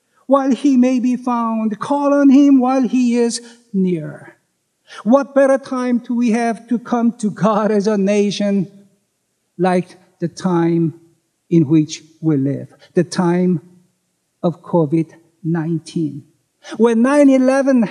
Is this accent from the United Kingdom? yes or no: no; South Korea; moved away as an adult; now in United States; Though I'm a U.S. citizen, unlike most of you, I was born in Korea and grew up there